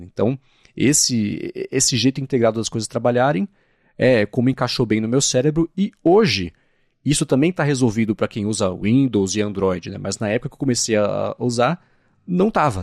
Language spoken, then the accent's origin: Portuguese; São Paulo, Brazil; sou de São Paulo